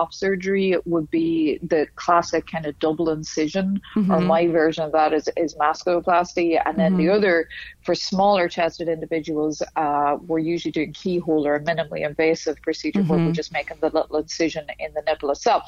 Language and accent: English; Dundalk, Leinster, Ireland; accent: northern; moved away as an adult; also born or lived in Dublin / Philadelphia / Indianapolis; now in Miami, United States; I was born and raised 3 miles south of the border